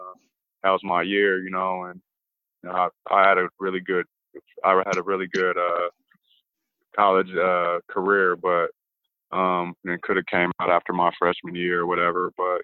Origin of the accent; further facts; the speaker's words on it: Illinois, United States; when I came out here from Illinois, I just wanted to help the team win and play my hardest for the team.